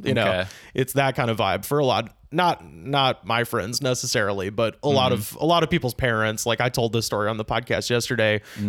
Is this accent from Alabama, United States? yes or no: yes; Auburn, Alabama, United States; moved away as an adult; now in Los Angeles, United States; I was born and raised in Auburn.